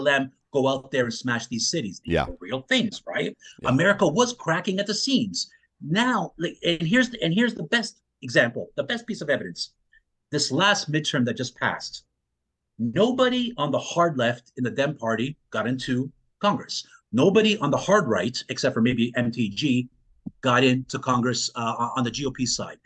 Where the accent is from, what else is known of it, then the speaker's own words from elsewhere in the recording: Canada; I grew up in Canada, mm-hmm. not far from Western New York states